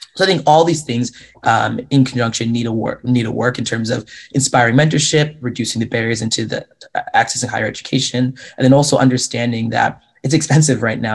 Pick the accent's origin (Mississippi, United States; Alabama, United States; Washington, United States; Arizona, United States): Washington, United States; Mukilteo; moved away as an adult; now in Portland, United States; I grew up in a little bit north of Seattle, Washington, in a town called Mukilteo